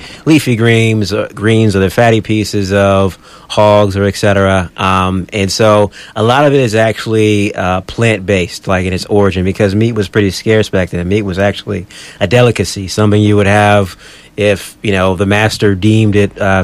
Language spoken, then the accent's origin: English; North Carolina, United States; now in Australia; we're being from North Carolina